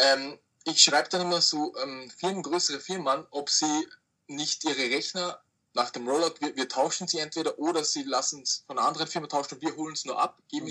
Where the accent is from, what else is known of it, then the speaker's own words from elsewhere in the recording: Austria; ich komme aus Österreich